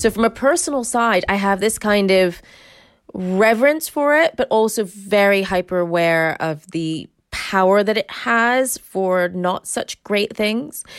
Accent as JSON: {"language": "English", "country": "United States", "moved": "as an adult", "lives_now": "United Kingdom", "said": "I am American, but I've lived in this country, like, thirty years."}